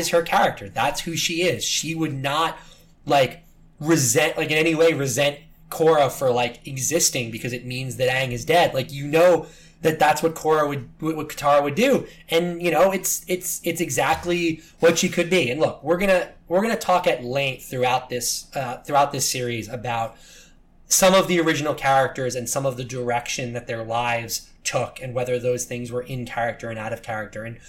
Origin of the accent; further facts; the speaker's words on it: New York City, New York, United States; as a New Yorker